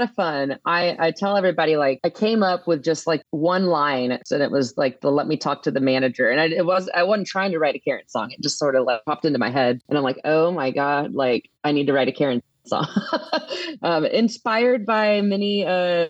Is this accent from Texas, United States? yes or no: yes; Katy, Texas, United States; moved away as an adult; also born or lived in Nashville / West Coast; I grew up in Katy, Texas, right outside of Houston